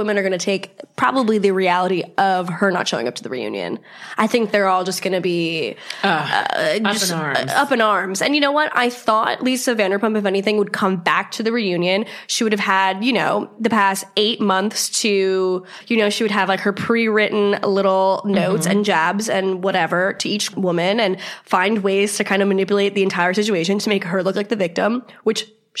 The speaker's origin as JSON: {"language": "English", "region": "New York", "country": "United States", "said": "It's like, oh my God, I hate the fact that I'm from Long Island."}